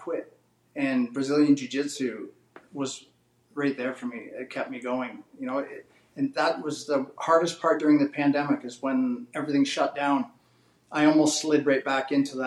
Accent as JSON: {"language": "English", "country": "Canada", "also_born_or_lived": "Edmonton", "said": "being Canadian"}